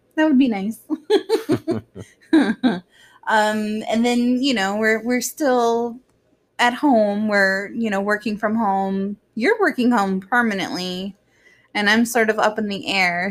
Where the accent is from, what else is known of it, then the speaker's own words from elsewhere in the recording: Orlando, Florida, United States; growing up in Orlando